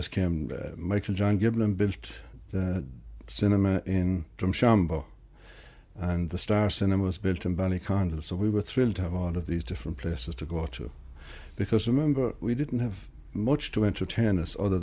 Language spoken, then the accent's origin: English; Ballinamore, Connacht, Ireland; I'm from Ballinamore, County Leitrim. I was born and reared there.